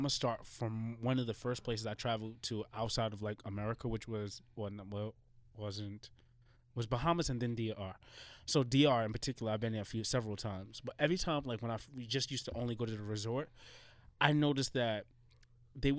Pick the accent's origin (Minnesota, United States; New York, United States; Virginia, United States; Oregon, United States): New York, United States; New York City; I grew up in Jamaica and then I grew up in East Elmhurst